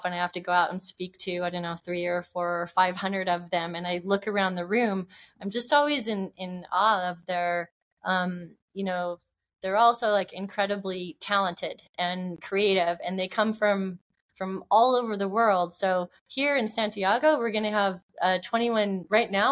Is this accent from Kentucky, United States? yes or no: no; Oregon, United States; moved away; also born or lived in California; I grew up in Oregon, and we'd always go camping